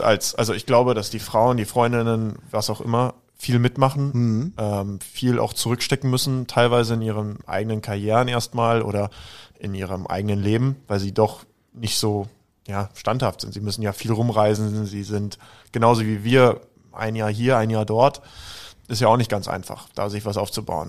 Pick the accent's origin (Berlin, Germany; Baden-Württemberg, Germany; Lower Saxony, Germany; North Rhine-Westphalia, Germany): Berlin, Germany; now in Salzburg, Austria; Also, ich bin ja ursprünglich Berliner, aber untergebracht oder mein Lebensmittelpunkt habe ich in Salzburg